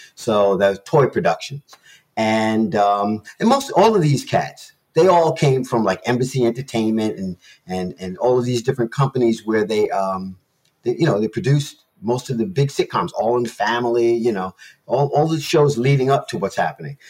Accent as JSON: {"language": "English", "town": "New York City", "region": "New York", "country": "United States", "moved": "yes", "said": "I'm from New York. You know, I'm a teenager out of New York City"}